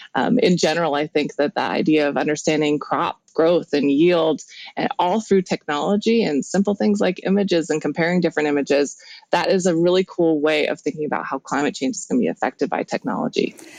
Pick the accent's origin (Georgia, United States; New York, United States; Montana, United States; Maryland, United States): Montana, United States; Helena; I grew up actually in Helena, Montana, so kind of in the middle of nowhere